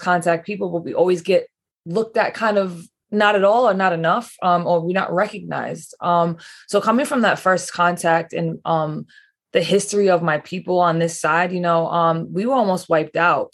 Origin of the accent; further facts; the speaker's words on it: East Providence, Rhode Island, United States; I grew, grew up in East Providence, Rhode Island.